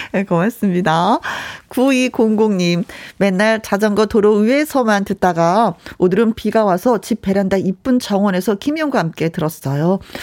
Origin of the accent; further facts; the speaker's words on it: Jeolla, South Korea; 저도 전라도거든요